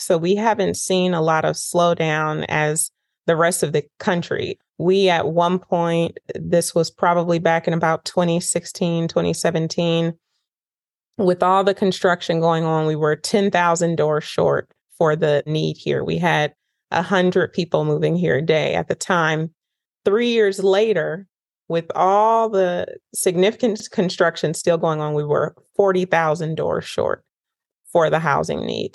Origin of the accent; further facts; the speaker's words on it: Northern California, United States; moved away as an adult; now in Nashville, United States; I grew up in Northern California and I came to Nashville, Tennessee for pre med